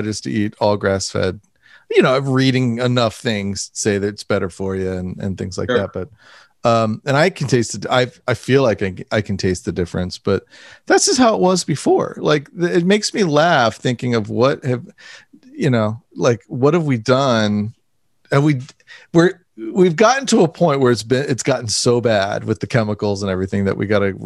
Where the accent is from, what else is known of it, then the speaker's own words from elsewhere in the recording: United States; I grew up minutes outside of Washington, D.C. in the suburbs